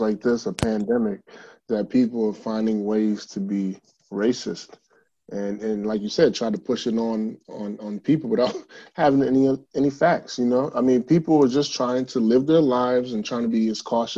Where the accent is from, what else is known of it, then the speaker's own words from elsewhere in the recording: Nigeria; being Nigerian